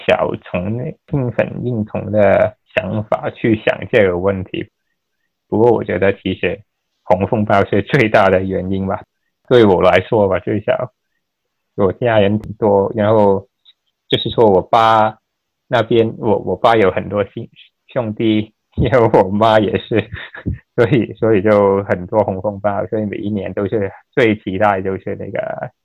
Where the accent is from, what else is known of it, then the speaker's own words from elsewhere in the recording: Hong Kong; moved away as an adult; also born or lived in Aberdeen, Scotland; now in Ireland; 我是来自香港，从香港长大